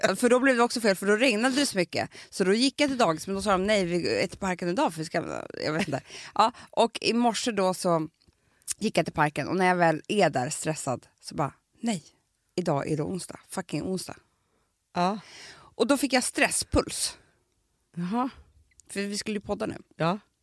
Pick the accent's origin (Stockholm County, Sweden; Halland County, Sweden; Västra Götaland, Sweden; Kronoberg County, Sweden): Stockholm County, Sweden; Stockholm; både jag och Alex är ju från alltså vi är ju Reimers båda två.